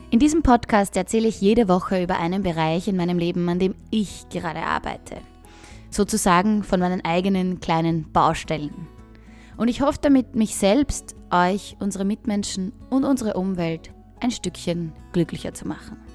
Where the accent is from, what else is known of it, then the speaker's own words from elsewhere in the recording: Austria; now in Ottawa, Canada; ich bin 27 Jahre alt, ich komme aus Österreich und ich lebe seit dem Sommer in Ottawa, Kanada.